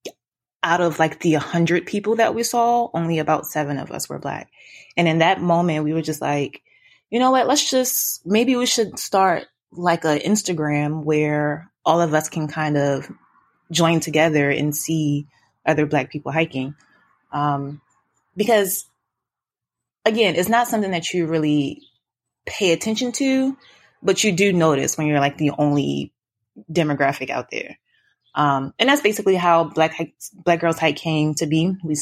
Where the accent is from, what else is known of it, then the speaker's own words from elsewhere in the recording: Baltimore, Maryland, United States; growing up in Baltimore